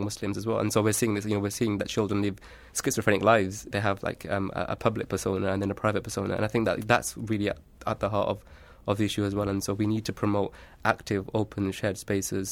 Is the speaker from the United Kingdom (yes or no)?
yes; Huddersfield, Yorkshire and the Humber, United Kingdom; I grew up in the sunny town of Huddersfield in the north of England